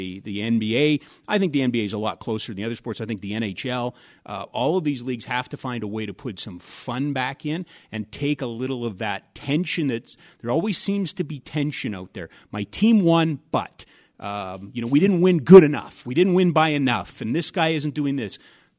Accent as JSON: {"language": "English", "town": "Edmonton", "region": "Alberta", "country": "Canada", "tie": "born or raised there", "said": "I grew up in Edmonton. I played street hockey all the time"}